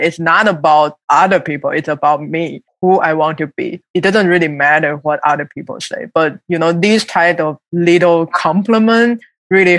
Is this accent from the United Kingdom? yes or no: no; Taiwan; moved away as an adult; also born or lived in Seattle / Michigan; now in New York, United States; I grew up in Taiwan, and I came to the United States like 8 years ago